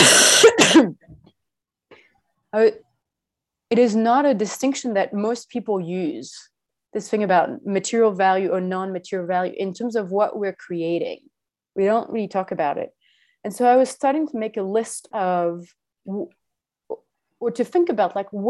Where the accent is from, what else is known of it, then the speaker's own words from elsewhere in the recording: France; I'm French, or I was born in France.